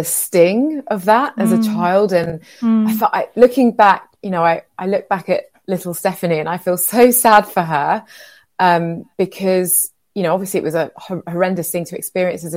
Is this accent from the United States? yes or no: no; London, United Kingdom; And I was raised in a very special working class community in West London, in Shepherd's Bush. And so that's where I'm from.